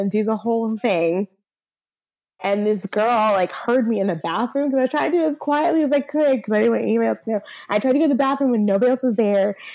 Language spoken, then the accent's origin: English; Southern US, United States; whereas like I'm from the South, but like I never got like my my real like Southern accent.